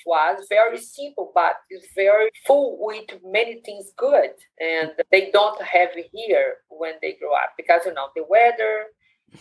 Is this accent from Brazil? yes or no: yes; Brazil; English is a second language; moved away as an adult; now in United States; I'm from Brazil